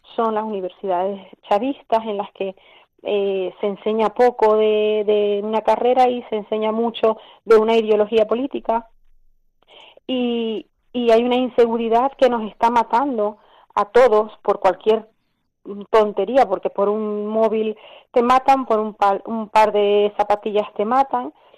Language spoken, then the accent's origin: Spanish; Venezuela; moved away as an adult; now in Spain; decidimos salir del país